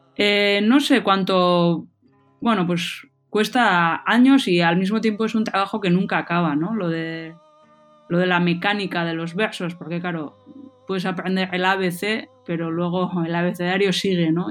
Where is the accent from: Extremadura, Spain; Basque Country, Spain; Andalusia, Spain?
Basque Country, Spain; Hernani; first language Basque; Spanish is a second language; aquí en Hernani, en mi pueblo